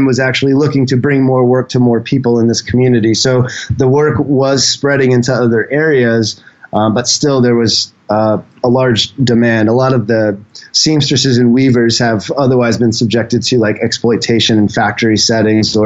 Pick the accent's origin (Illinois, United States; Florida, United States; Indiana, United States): Indiana, United States; Indianapolis; moved away as an adult; also born or lived in Seattle, United States; now in Thailand; born and raised in Indianapolis, and was out in Seattle for about 6 years before I came to Thailand